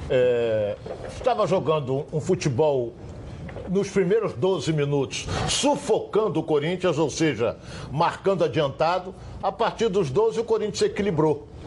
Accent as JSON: {"language": "Portuguese", "region": "Rio de Janeiro", "country": "Brazil", "tie": "born or raised there", "said": "Eu nasci na terra de Noel"}